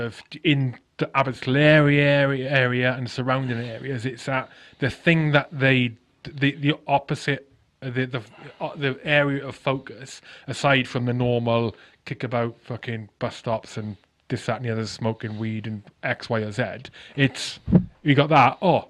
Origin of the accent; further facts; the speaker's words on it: Crynant, Wales, United Kingdom; I grew up fucking half hour from Abbotsley. I grew up in Dulles Valley, so Crynan, Seven Sisters. All that area.